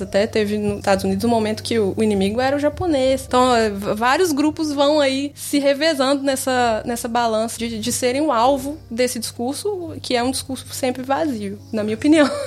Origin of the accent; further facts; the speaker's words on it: Sete Lagoas, Minas Gerais, Brazil; moved away as an adult; also born or lived in Belo Horizonte; now in The Hague, Netherlands; Mas originalmente vinda de Sete Lagoas, morando há cinco anos em Haia, na Holanda.